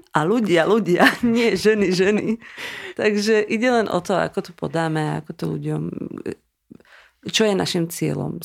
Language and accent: Slovak; Bratislava, Bratislava Region, Slovakia; moved away as an adult; now in Šamorín, Slovakia; ja vlastne som sa narodila v Bratislave, ale ako moja celá rodina, e, je maďarská. A, a to s tým, že my sme vlastne maďarská menšina žijúca na Slovensku